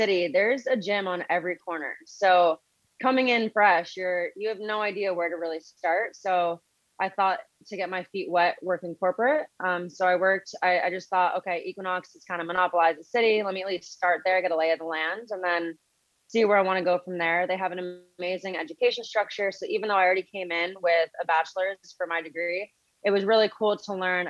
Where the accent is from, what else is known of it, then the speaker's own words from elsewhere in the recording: Connecticut, United States; moved away as an adult; now in New York City, United States; I grew up in Connecticut